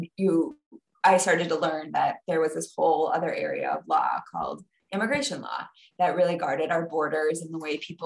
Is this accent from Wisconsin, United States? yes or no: yes; Wisconsin, United States; also born or lived in Ecuador; growing up in Wisconsin